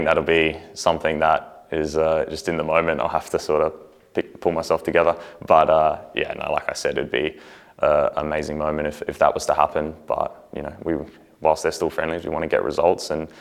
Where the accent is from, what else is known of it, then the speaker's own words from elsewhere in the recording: Australia; also born or lived in New Zealand; I very much consider myself Australian. I did spend, I have half my family in New Zealand and spent time there growing up, but I was born in Australia